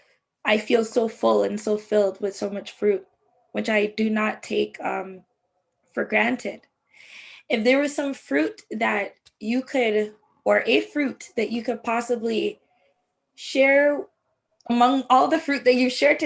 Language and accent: English; Jamaica; I'm Jamaican